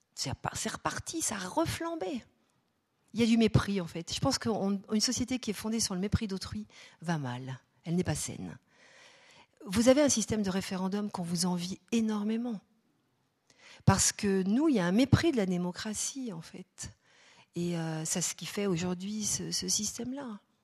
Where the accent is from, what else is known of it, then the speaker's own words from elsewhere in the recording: France; chez nous en France